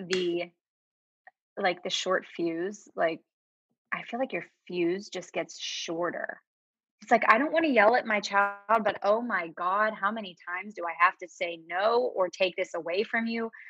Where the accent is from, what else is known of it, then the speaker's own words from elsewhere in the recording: Pittsburgh, Pennsylvania, United States; accent: Pittsburgh; I feel like my Pittsburgh accent is gone. I do say certain words that are Pittsburgh like Yinzer words, but I feel like I don't have the accent.